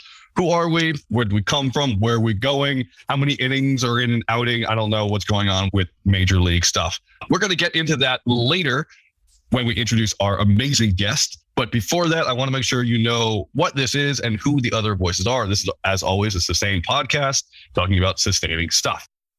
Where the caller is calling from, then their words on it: Colorado, United States; I'm calling in from Colorado.